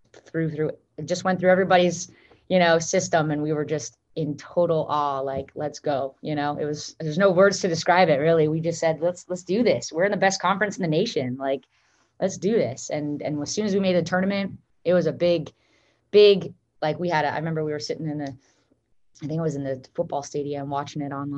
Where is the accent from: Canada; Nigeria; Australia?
Canada; Vancouver, British Columbia; moved away as an adult; Vancouver, BC, which is my hometown